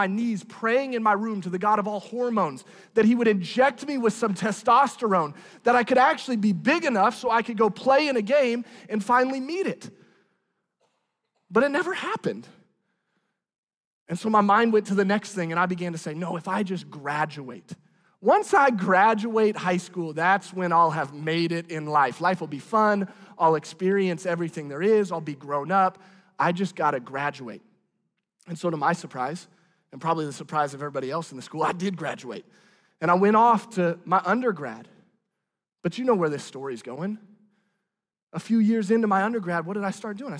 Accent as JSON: {"language": "English", "town": "Branson", "region": "Missouri", "country": "United States", "tie": "born or raised there", "moved": "yes", "said": "living and growing up in Branson probably shaped some of the way that I am"}